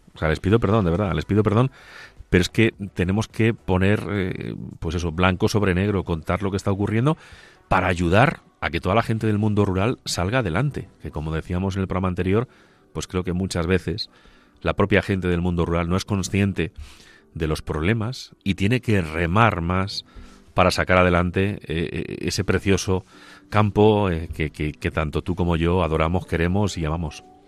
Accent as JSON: {"language": "Spanish", "town": "Agudo", "region": "Castilla-La Mancha", "country": "Spain", "tie": "born or raised there", "said": "la parroquia de San Benito Abad de mi pueblo, de Agudo"}